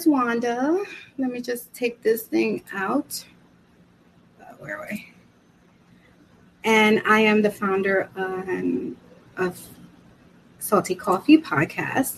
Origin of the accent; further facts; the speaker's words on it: New York City, New York, United States; also born or lived in Brooklyn; I was born in Brooklyn, raised in Washington Heights, and now I live in the Bronx